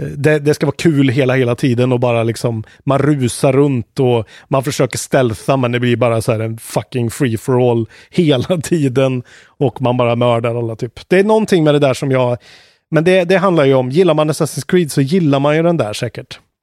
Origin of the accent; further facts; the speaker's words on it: Sweden; vi är svenskar